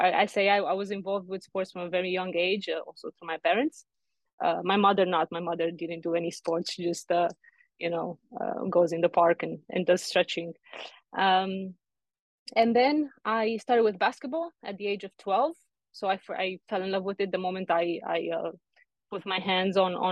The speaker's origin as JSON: {"language": "English", "town": "Arad", "region": "Arad County", "country": "Romania", "tie": "born or raised there", "said": "I was born in Romania in the 90s, the best period in my opinion to be born. So I grew up there in a small city called Arad, close to Hungary"}